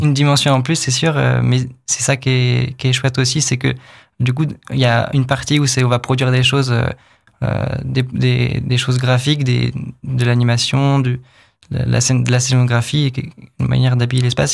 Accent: Pays de la Loire, France; moved away as an adult; also born or lived in Angoulême; now in Épinal, France; Moi, je viens du, du coup, des Pays de la Loire, dans l'ouest de la France

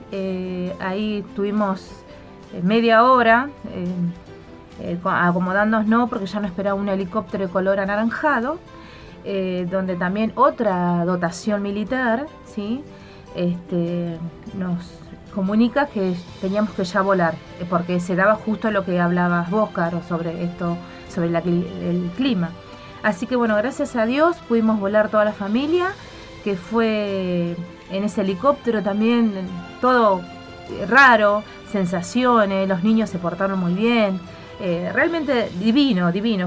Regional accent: Santa Fe, Argentina; moved away as an adult; now in Antarctica; soy oriunda de Santa Fe

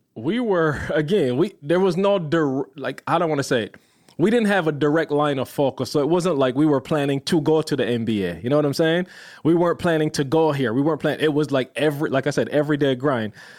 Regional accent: Barbados; moved away; I'm a little kid growing up in Barbados

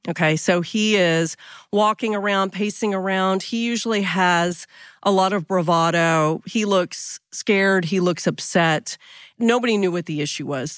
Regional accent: Texas, United States; we're from Texas

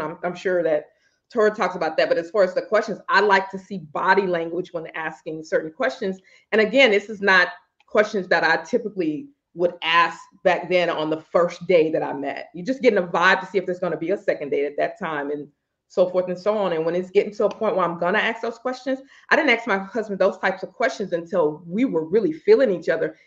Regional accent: Louisiana, United States; I'm from Louisiana

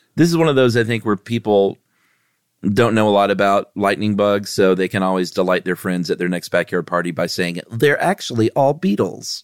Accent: the South, United States; I'm obviously born and raised here forever

